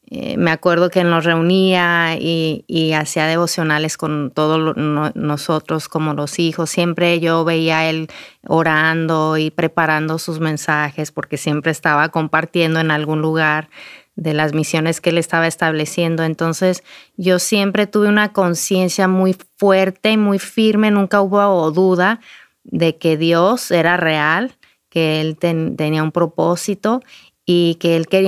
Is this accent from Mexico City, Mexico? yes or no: no; Durango, Mexico; yo nací, mi hermana y yo, mi hermana gemela y yo nacimos en Durango, México. Crecimos ahí